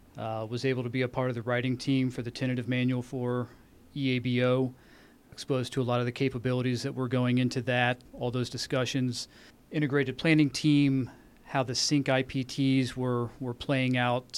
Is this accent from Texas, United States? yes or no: no; Dayton, Ohio, United States; I grew up in Dayton, Ohio